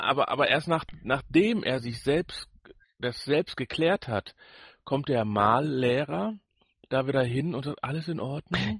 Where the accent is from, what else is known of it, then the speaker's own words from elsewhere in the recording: Ruhr area, North Rhine-Westphalia, Germany; wir sind ja beide hier im Ruhrport groß geworden. Du zwar auf dem Dorf, ich mitten in der Stadt.